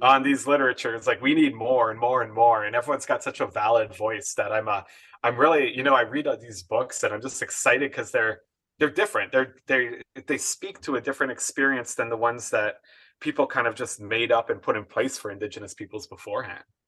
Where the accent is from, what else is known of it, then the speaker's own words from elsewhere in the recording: Edmonton, Alberta, Canada; growing up right within the inner city of Edmonton.